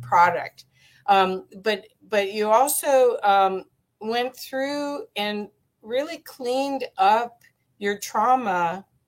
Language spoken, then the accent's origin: English; Cincinnati, Ohio, United States; moved away; I grew up in Cincinnati, Ohio